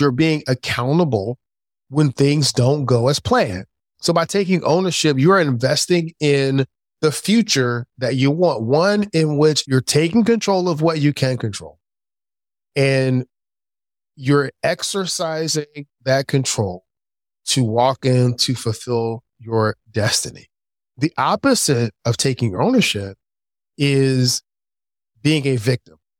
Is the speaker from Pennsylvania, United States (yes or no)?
yes; Philadelphia, Pennsylvania, United States; I grew up in Philadelphia. the inner city of Philadelphia.